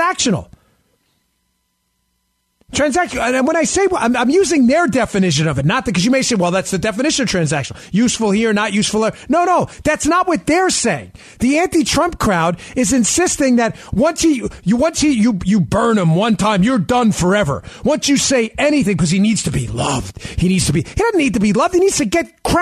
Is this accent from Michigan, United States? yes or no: no; New York, United States; I grew up in New York. I was a cop in New York.